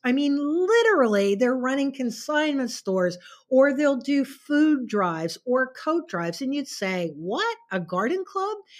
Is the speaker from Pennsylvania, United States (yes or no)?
yes; outside of Pittsburgh, Pennsylvania, United States; also born or lived in New York City / Connecticut; now in Vienna, Virginia, United States; I was born and raised outside of Pittsburgh, Pennsylvania